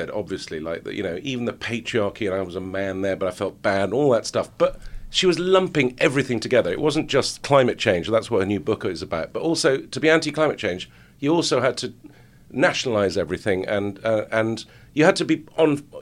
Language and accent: English; Lebanon; I get Jew supporter or Jew lover, but then also because I grew up